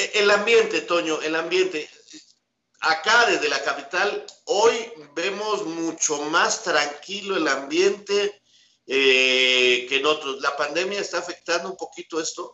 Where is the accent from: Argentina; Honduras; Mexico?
Mexico